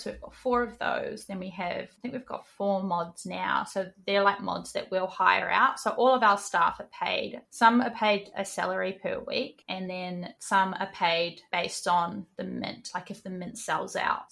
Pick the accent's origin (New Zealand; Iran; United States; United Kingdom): New Zealand; moved away as an adult; now in Queensland, Australia; I live in Australia, in Queensland. I am originally from New Zealand. I grew up in New Zealand and moved here in 2019